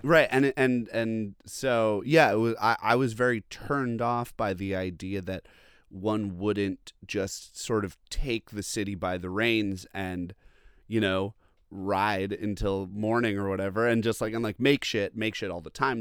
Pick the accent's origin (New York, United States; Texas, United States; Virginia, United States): New York, United States; Long Island; also born or lived in Boston; now in Brooklyn, United States; I'm from Long Island originally